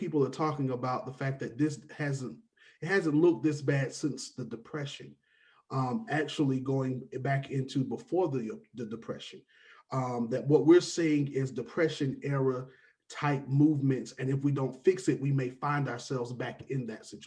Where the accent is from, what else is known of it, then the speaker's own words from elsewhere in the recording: Atlanta, Georgia, United States; also born or lived in Savannah / Cartersville; I'm from Atlanta, born and raised